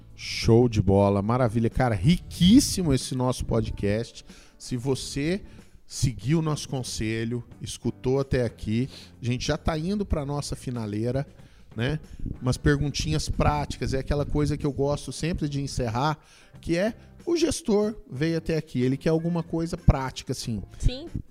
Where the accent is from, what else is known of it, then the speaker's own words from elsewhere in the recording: Goiânia, Goiás, Brazil; eu sou de Goiânia